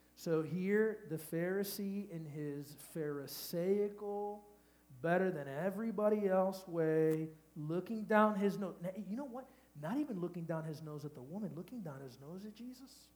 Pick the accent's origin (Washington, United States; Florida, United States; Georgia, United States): Florida, United States; Miami; I'm from Miami